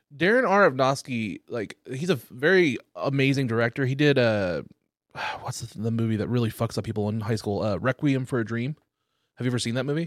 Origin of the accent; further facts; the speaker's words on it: Oklahoma, United States; growing up in the Oklahoma